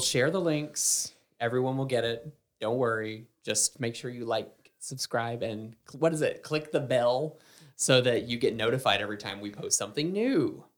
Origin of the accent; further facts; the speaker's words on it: Southern United States, United States; accent: heavy Southern; being a Southerner